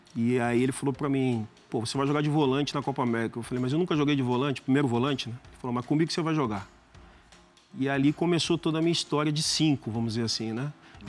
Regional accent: Brazil; moved away as an adult; para nós brasileiros

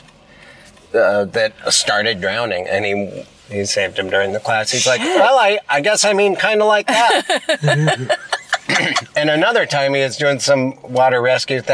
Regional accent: Missoula, Montana, United States; a couple friends that I grew up with in Missoula

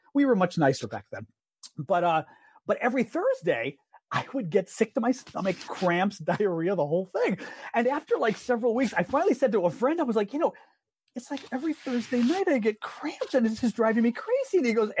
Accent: Midwest, United States; Kamala, I'm a Midwesterner. I can't do this.

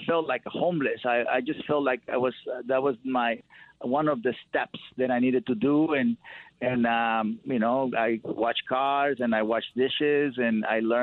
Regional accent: Mexico; now in United States; growing up in Mexico, you know, my family nurtured my connection with animals.

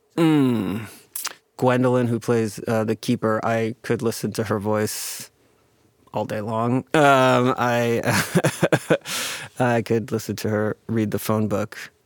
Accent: United States; I'm Chinese American

